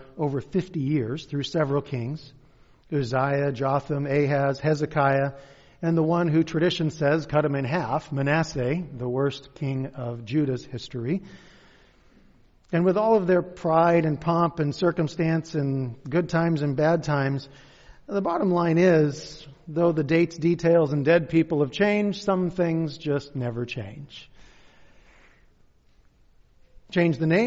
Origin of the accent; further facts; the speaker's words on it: Kent, Washington, United States; moved away; also born or lived in Covington / Black Diamond; I'm actually from Kent. This is hometown for me.